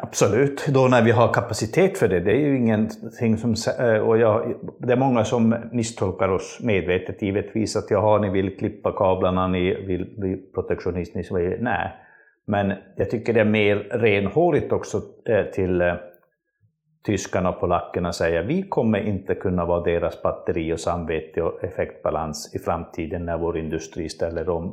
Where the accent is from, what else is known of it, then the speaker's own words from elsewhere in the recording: northern Sweden, Sweden; jag kommer från norra Sverige